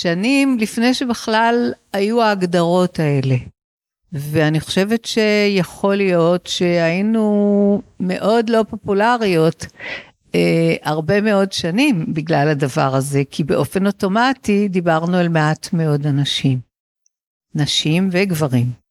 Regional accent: Israel; גדלתי בישראל של אה, שנות ה-60 וה-70

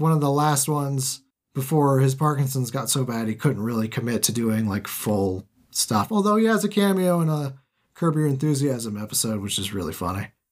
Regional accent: United States; I am American

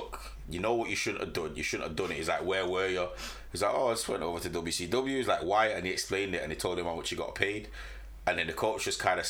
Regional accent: Jamaica; Like, as a Jamaican, you love athletics.

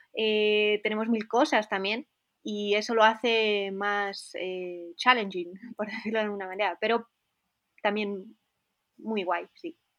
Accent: Spain; accent: Spanish; moved away as an adult; now in Innsbruck, Austria; como española

